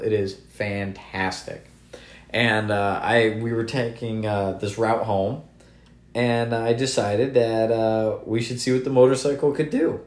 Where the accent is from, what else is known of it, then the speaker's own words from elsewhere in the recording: Connecticut, United States; we're both from Connecticut